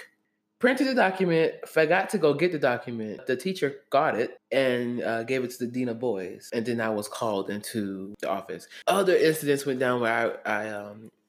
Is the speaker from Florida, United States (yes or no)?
yes; Jacksonville, Florida, United States; Growing up in Jacksonville